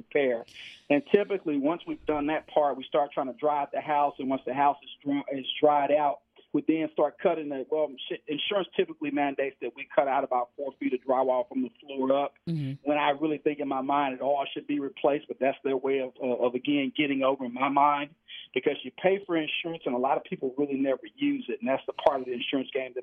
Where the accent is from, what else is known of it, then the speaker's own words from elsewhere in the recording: Houston, Texas, United States; also born or lived in California; born and bred in Houston, Texas